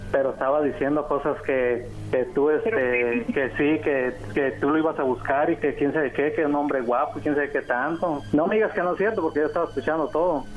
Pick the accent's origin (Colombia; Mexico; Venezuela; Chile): Mexico; Sinaloa; yo soy de, de Sinaloa